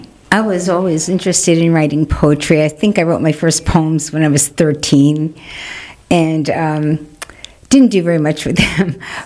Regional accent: New York City, New York, United States; also born or lived in Burlington, Vermont / Manhattan, New York; I grew up in Queens.

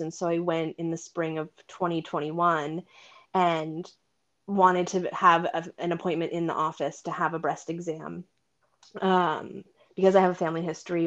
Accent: Vermont, United States; also born or lived in Boston area; now in Boston, United States; I grew up in Vermont and my sister and I both live in the area

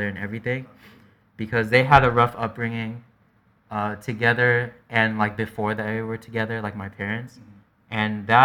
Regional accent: Milpitas, California, United States; also born or lived in East San Jose, California; I came from Milpitas. I lived in Eastside for a little bit around like Tully area, so like King Story Road.

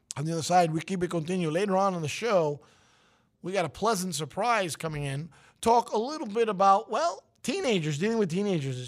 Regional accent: New York City, New York, United States; I'm from Brooklyn

